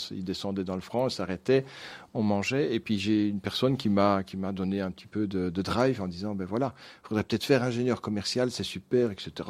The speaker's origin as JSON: {"language": "French", "region": "Wallonia", "country": "Belgium", "tie": "born or raised there", "said": "Dans le Brabant wallon. Donc, mes parents étaient fermiers, mais des fermiers qui ont évolué."}